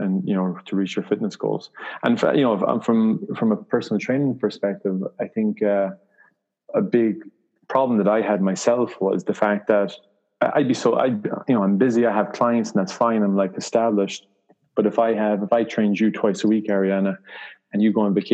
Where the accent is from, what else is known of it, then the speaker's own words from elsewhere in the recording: Ireland; moved away; I'm from Ireland originally.